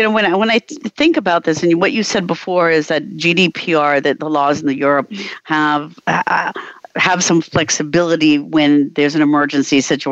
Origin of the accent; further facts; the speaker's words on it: United States; the hometown that I grew up in the United States has a little newspaper